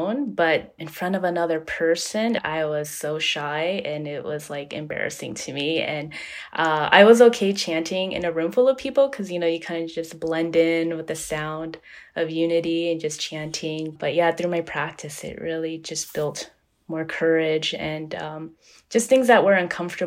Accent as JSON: {"language": "English", "town": "Long Beach", "region": "California", "country": "United States", "said": "I'm from Long Beach, California"}